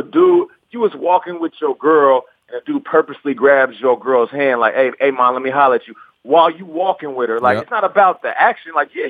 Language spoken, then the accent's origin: English; Seattle, Washington, United States; But, you know, I'm from Seattle, and, like, from where all the black people at in Seattle. And certain things, you know, kind of growing up, you know, in the hood, I guess you could say